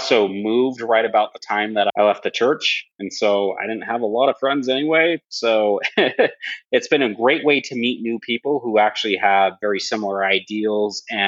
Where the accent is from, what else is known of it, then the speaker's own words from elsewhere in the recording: Southeast Idaho, United States; I grew up in Southeast Idaho